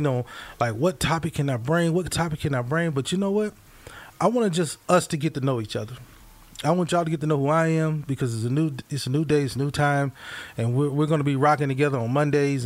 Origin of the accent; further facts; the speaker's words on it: Mississippi, United States; now in Missouri, United States; I grew up in Mississippi